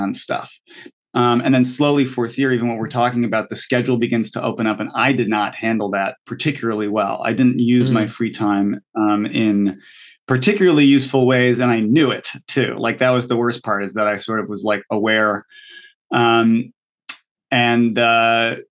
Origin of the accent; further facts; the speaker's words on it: Connecticut, United States; I'm from Connecticut.